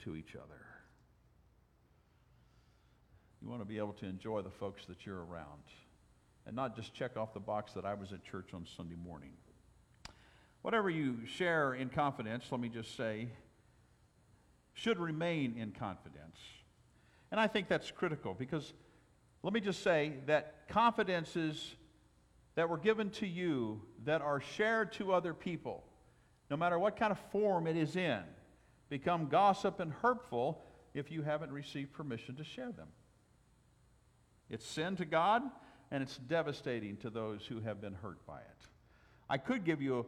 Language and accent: English; Southwest, United States; moved away; I'm from the Southwest